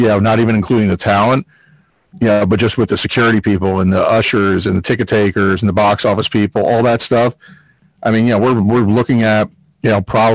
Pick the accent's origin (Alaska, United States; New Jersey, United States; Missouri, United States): New Jersey, United States; also born or lived in Florida; I'm born and bred in Jersey, and, lived in Florida for part of my life and went to school down there, but, Jersey's, home